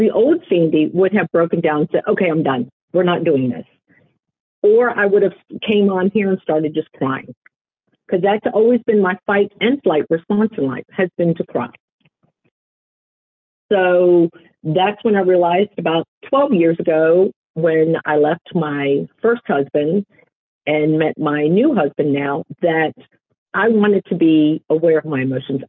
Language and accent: English; Richmond, Virginia, United States; also born or lived in Toms River, New Jersey / northern New Jersey / Florida; I have been a Richmond, Virginia native for most of my life